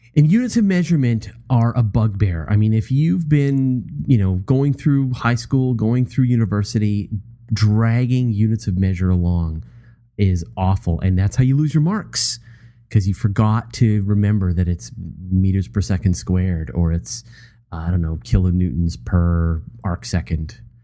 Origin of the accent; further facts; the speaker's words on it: Canada; I, I'm a Canadian, and so I think in metric.